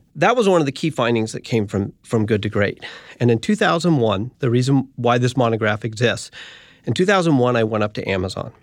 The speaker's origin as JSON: {"language": "English", "country": "United States", "tie": "born or raised there", "also_born_or_lived": "San Francisco, California / Boulder, Colorado", "said": "I grew up in San Francisco and Boulder, Colorado."}